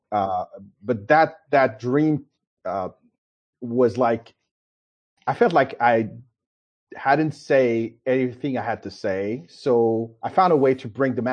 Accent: Paris, Île-de-France, France; moved away as an adult; now in United States; I was born in Paris, France. And this is where I grew up

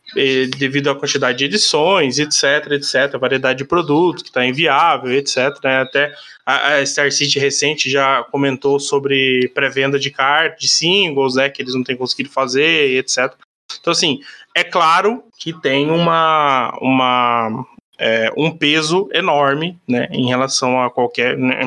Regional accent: Brazil; como brasileiro

